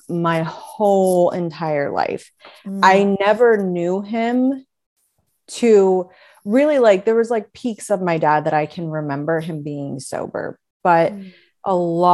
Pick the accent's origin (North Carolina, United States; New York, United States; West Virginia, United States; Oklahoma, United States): West Virginia, United States; moved away; I grew up in West Virginia